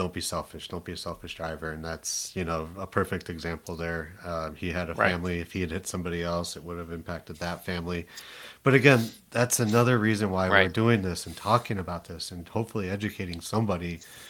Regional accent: Toledo, Ohio, United States; I'm from Toledo. {S1} Now, {S0} I can say it. It's my hometown.

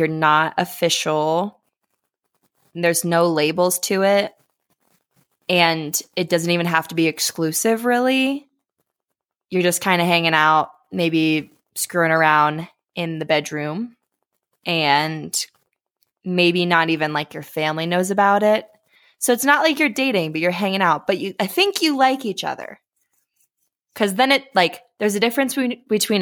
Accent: Ohio, United States; moved away as an adult; now in Colorado, United States; I live in Colorado, and I moved away from Ohio a little over a year ago

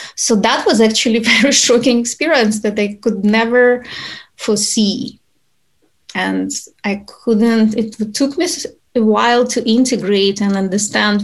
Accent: Ukraine; moved away as an adult; also born or lived in Utah; now in United States; I'm originally from Ukraine. I moved to United States when I was an adult already.

